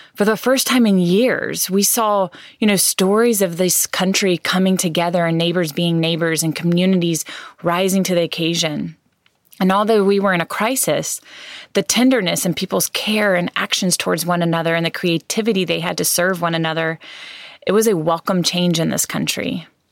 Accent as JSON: {"language": "English", "country": "United States", "said": "as American citizens"}